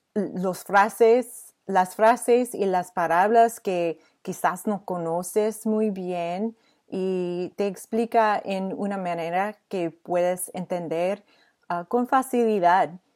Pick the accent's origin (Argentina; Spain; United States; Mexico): United States; Michigan; Spanish is a second language; soy de Michigan, Estados Unidos